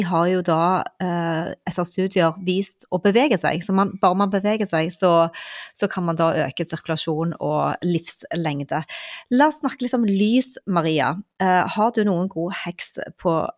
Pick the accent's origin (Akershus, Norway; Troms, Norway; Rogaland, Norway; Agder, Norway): Rogaland, Norway; Stavanger; jeg er jo fra Stavanger